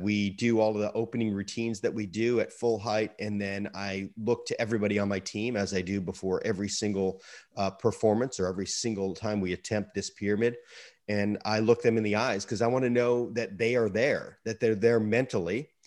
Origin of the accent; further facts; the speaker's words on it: Sarasota, Florida, United States; my hometown of Sarasota, Florida